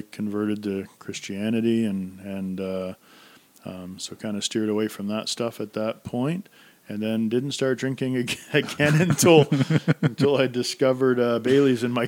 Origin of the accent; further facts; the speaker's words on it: Centreville, New Brunswick, Canada; also born or lived in Woodstock, New Brunswick; I grew up in Centerville and a small town of about 1,100 people.